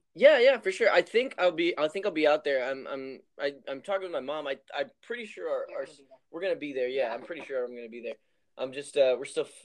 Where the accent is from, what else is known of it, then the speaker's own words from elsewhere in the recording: Helotes, Texas, United States; Yeah, I grew up in Helotes, uh, Texas.